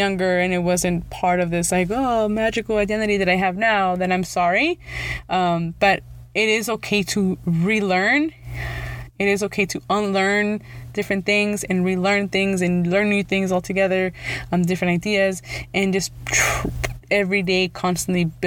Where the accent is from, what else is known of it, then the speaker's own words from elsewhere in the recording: Los Angeles, California, United States; first language Spanish; English is a second language; also born or lived in the Valley; I was born in Los Angeles, even though now I live in the Valley